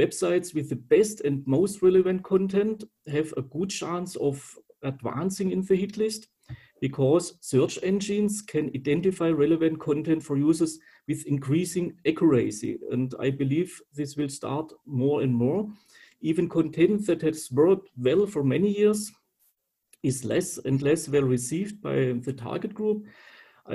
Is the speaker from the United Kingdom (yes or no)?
no; Calw, Baden-Württemberg, Germany; I was born in Calw, which is located near the Black Forest.